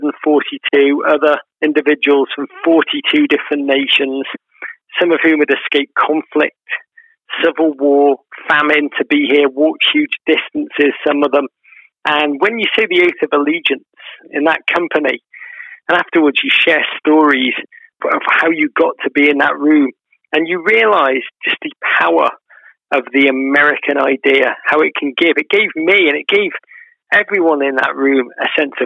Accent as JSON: {"language": "English", "town": "Liverpool", "region": "North West England", "country": "United Kingdom", "tie": "born or raised there", "said": "I grew up in Liverpool in the 1980s"}